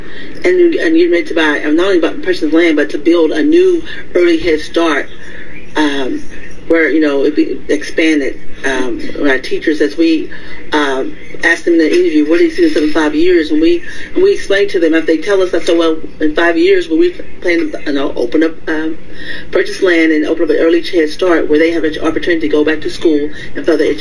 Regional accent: Etna, United States; moved away as an adult; now in Victoria, United States; I'm from Etna. I went to Etna High School.

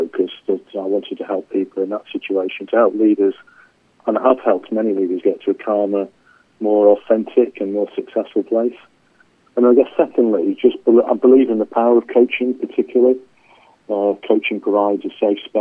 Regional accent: England, United Kingdom; accent: English; I'm English, as you can tell from my accent

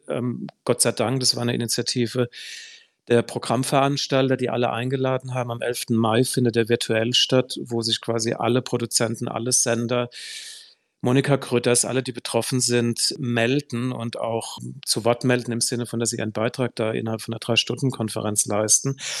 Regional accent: Heidelberg, Baden-Württemberg, Germany; in meiner Heimatstadt Heidelberg

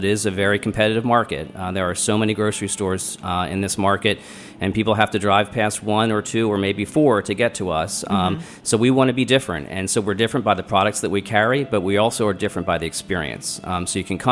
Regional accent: Baltimore, Maryland, United States; also born or lived in New Orleans; I'm from Baltimore, but we used to come to D.C. on the weekends and try food

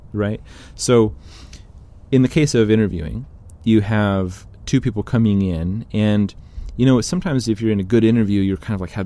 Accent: California, United States; I'm Californian

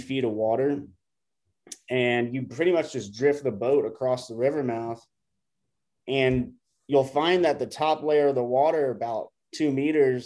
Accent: Florida, United States; now in Costa Rica; I grew up fishing tarpon in Florida

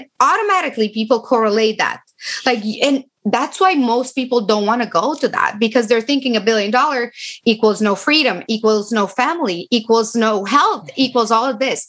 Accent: Romania; English is a second language; moved away as an adult; now in United States; I am from Romania.

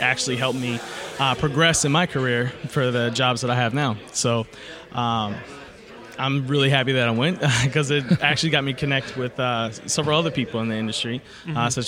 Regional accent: Cleveland, Ohio, United States; From Cleveland, Ohio.

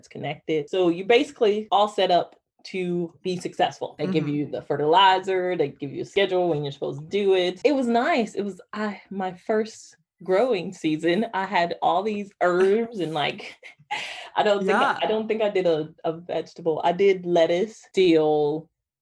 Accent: Georgia, United States; now in North Carolina, United States; I grew up in Georgia

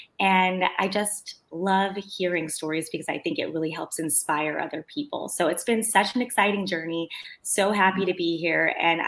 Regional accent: Los Angeles, California, United States; I'm an attorney born and raised in Los Angeles.

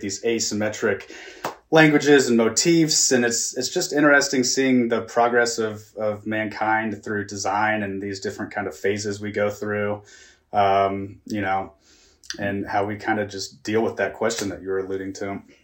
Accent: Kansas City, United States; I was born and raised in the Midwest in Kansas City

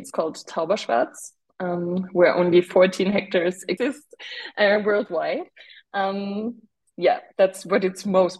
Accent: Markelsheim, Baden-Württemberg, Germany; I grew up with wine back home. Back home means in Markelsheim, a small village in the north of Württemberg, located in a region which is called Taubertal.

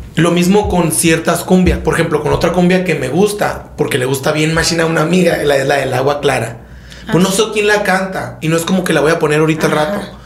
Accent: Sonora, Mexico; soy de Sonora

